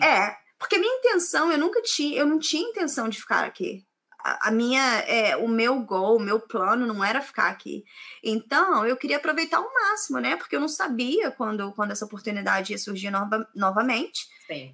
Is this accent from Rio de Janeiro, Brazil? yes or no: yes; Volta Redonda, Rio de Janeiro, Brazil; moved away as an adult; now in England; Eu sou do Rio de Janeiro, do interior do Rio de Janeiro, cidade chamada Volta Redonda né? Eu vim para cá em 2006